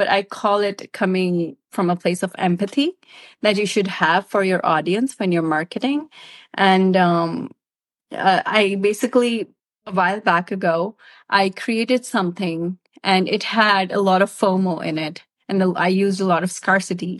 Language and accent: English; Pakistan; I'm from Pakistan